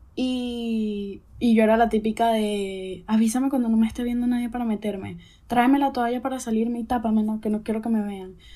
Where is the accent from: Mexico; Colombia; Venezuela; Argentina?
Venezuela; also born or lived in Chile; now in Spain; nací en Venezuela